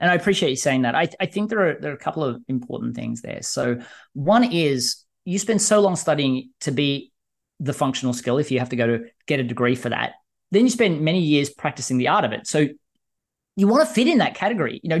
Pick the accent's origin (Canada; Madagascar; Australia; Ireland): Australia; now in United States; I mean, I was terrified moving from Australia to the US.